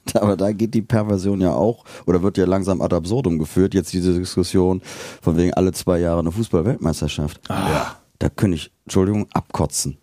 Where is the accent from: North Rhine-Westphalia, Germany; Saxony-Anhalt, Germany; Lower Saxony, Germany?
North Rhine-Westphalia, Germany; Bergisches Land; now in Cologne, Germany; ich komme ja aus dem Bergischen